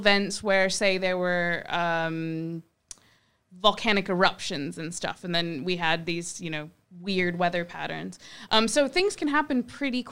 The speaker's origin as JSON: {"language": "English", "region": "Michigan", "country": "United States", "tie": "born or raised there", "moved": "yes", "said": "so I grew up in Michigan"}